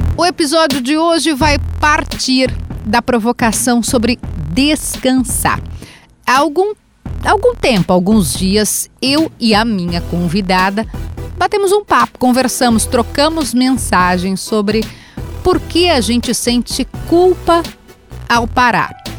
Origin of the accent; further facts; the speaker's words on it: Jardim Leopoldina, Rio Grande do Sul, Brazil; eu vim do bairro da periferia, eu vim do Jardim. No meu caso, eu vim do Jardim Leopoldina